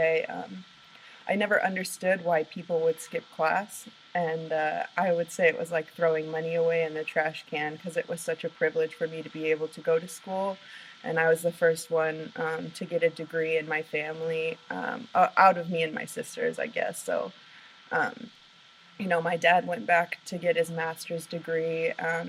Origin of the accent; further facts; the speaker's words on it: Oregon, United States; moved away as an adult; also born or lived in Portland, Oregon; I actually grew up in Oregon